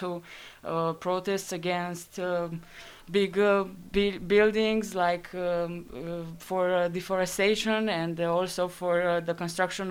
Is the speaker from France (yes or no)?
yes; Dijon, Bourgogne-Franche-Comté, France; I was from Dijon